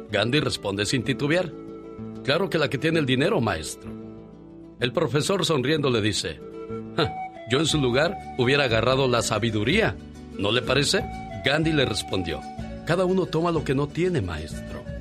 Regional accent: Ciudad Juárez, Chihuahua, Mexico; moved away; con saludos para la gente de Ciudad Juárez, Chihuahua, porque un día Salí de Chihuahua, pero Chihuahua nunca salió de mí.

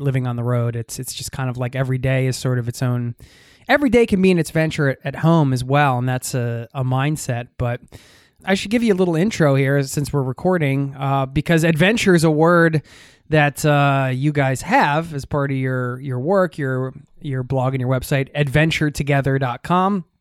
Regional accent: United States; now in Norway; back in my home country in the U S A, visiting family 'cause I live overseas

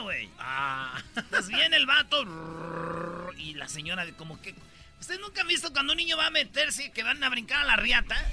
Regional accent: Mexico; todos los que especialmente que somos de México

